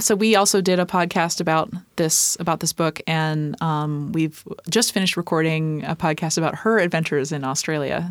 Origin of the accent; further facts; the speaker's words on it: East Coast, United States; moved away as an adult; also born or lived in Minneapolis; now in Tacoma, United States; I grew up on the East Coast.